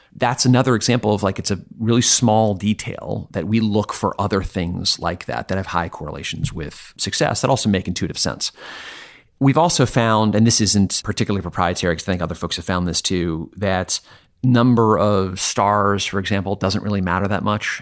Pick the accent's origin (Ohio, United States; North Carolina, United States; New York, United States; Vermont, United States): Vermont, United States; I'm from Vermont